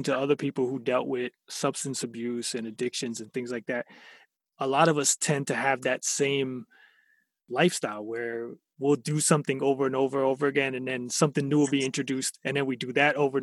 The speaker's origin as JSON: {"language": "English", "town": "Fort Lauderdale", "region": "Florida", "country": "United States", "tie": "born or raised there", "said": "I'm from, born and raised in Fort Lauderdale"}